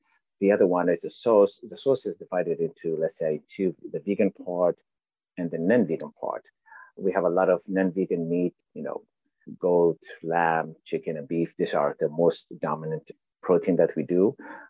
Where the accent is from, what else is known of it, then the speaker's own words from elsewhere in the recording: Ethiopia; now in United States; we were born and raised in Ethiopia to Eritrean parents. And when we decided to migrate to the US